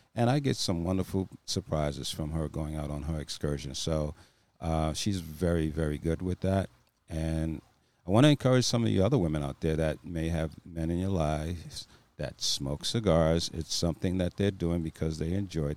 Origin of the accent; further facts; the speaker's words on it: East Coast, United States; moved away; We're both from the East Coast, and we left there for a reason